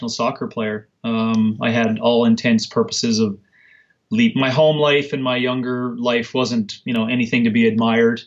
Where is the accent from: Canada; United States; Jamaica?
Canada; I was born and raised in Canada.